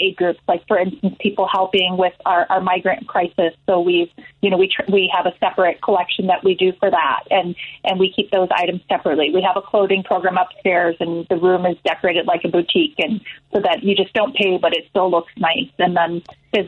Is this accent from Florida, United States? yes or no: no; Chicago, Illinois, United States; I grew up in Ravenswood